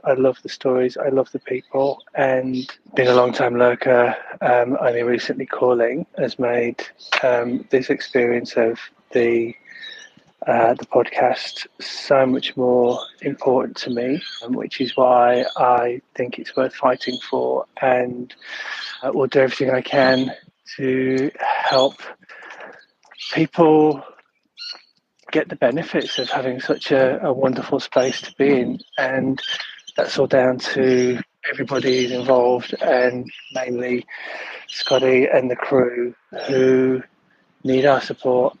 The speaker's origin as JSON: {"language": "English", "town": "Leeds", "region": "Yorkshire and the Humber", "country": "United Kingdom", "tie": "born or raised there", "moved": "as an adult", "lives_now": "Sydney, Australia", "said": "I grew up in Leeds in the 80s and 90s"}